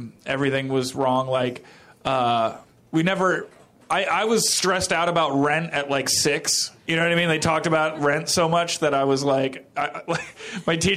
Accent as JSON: {"language": "English", "town": "Philadelphia", "region": "Pennsylvania", "country": "United States", "tie": "born or raised there", "said": "I was born in Philadelphia."}